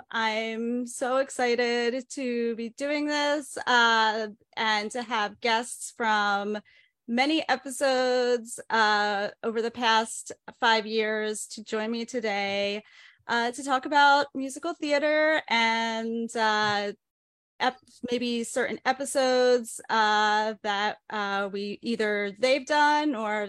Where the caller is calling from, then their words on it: New York City, New York, United States; I'm zooming in from New York City